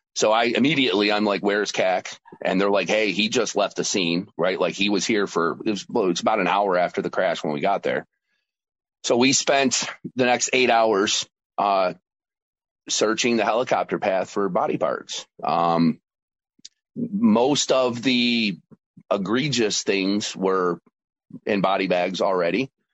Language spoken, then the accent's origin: English; New York, United States; also born or lived in Georgia; my home state of New York